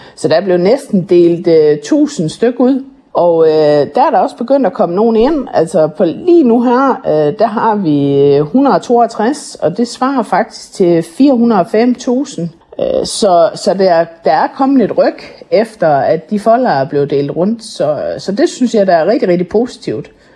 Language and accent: Danish; Jutland, Denmark; vi er sindige jyder